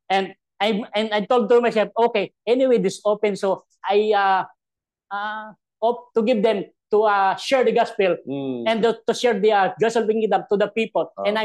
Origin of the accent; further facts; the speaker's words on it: Philippines; English is a second language; as a Filipino